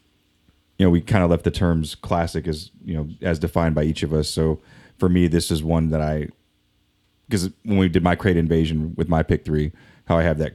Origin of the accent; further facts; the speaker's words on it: Tokyo, Japan; But so growing up in Tokyo around this time and living there, like the one particular club I used to go to just played like a lot of house.